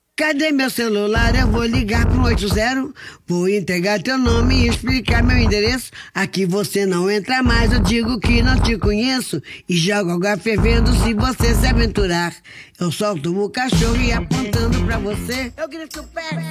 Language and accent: Portuguese; Feira de Santana, Bahia, Brazil; a cidade de Feira Santana, de onde eu sou oriundo